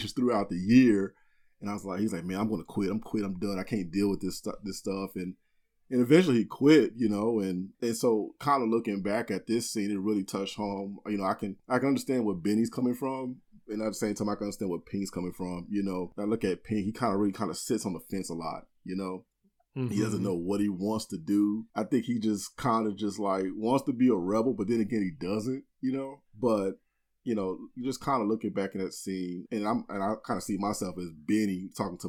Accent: Austin, Texas, United States; I grew up in Austin, born and raised

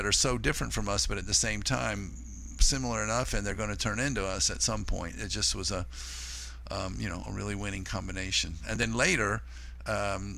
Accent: Florida, United States; moved away as an adult; also born or lived in Leipzig, Germany / North Carolina; having grown up in Florida

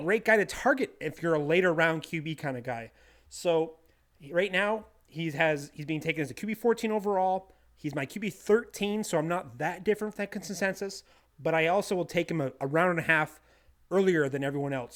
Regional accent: Bangor, Maine, United States; from Bangor, Maine, my hometown

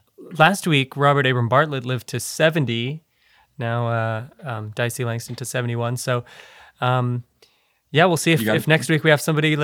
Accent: South Africa; I'm from South Africa

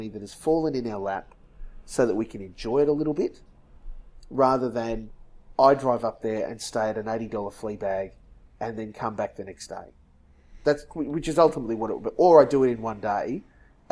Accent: Dalby, Queensland, Australia; also born or lived in Sunshine Coast, Queensland; we moved from Dalby in Western Queensland to the Sunshine Coast.

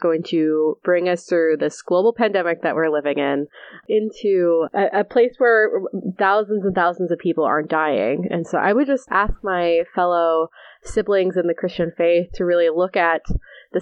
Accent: Scranton, Pennsylvania, United States; I'm from Scranton too

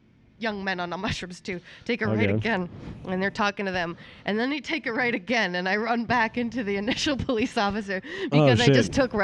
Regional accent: Maine, United States; moved away; I'm from Maine

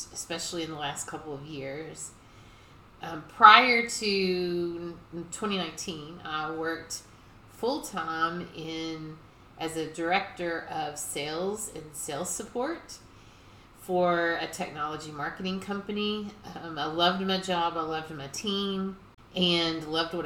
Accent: Louisville, Kentucky, United States; I was raised here in Louisville, Kentucky

